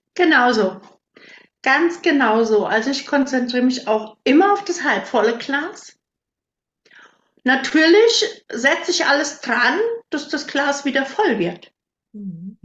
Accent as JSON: {"language": "German", "area": "15-18 km from Herborn", "region": "Westerwald", "country": "Germany", "tie": "born or raised there", "moved": "as an adult", "lives_now": "Siegerland, Germany", "said": "ich komme ursprünglich aus einem winzig kleinen Dorf. Damals waren da so 180 Einwohner."}